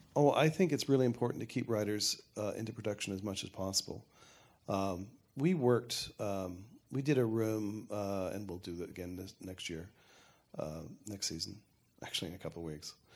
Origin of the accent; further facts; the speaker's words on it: Canada; I'm Canadian